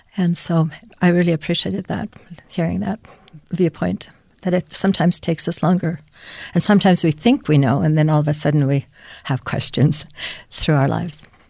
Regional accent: Finland; moved away; I was born in Finland, and so we had religious education f, right away at f, in first grade

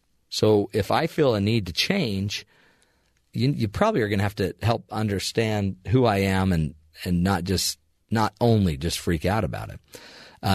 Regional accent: Salt Lake City, Utah, United States; my hometown before in Salt Lake City.

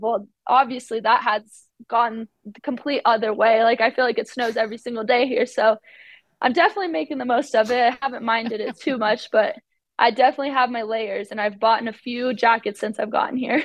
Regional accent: Arizona, United States; moved away as an adult; now in Utah, United States; I am from Arizona

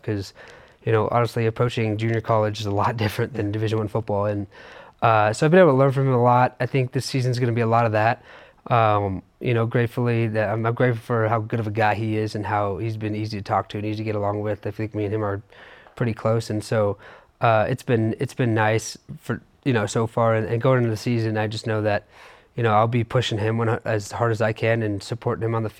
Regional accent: Southern California, United States; moved away as an adult; now in Utah, United States; You know, born and raised in Southern California. I've been a California kid my whole entire life

